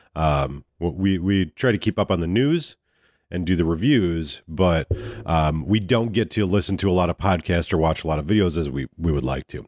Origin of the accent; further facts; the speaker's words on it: United States; we're American